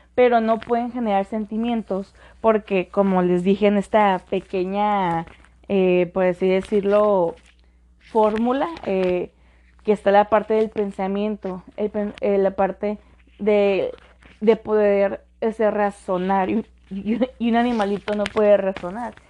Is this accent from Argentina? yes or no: no; Mexicali, Baja California, Mexico; aquí en nuestra bella ciudad de Mexicali, donde de donde soy